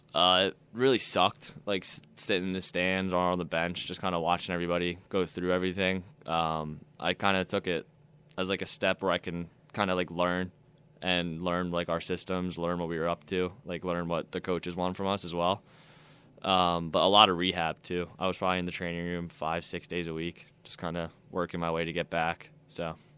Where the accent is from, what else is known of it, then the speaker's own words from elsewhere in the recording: Philadelphia, Pennsylvania, United States; moved away as an adult; also born or lived in Texas; now in Buffalo, United States; I played for the E H L back at my hometown for Philly